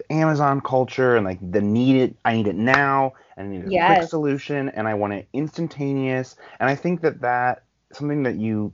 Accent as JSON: {"language": "English", "region": "Ohio", "country": "United States", "moved": "yes", "said": "I'm from Ohio originally"}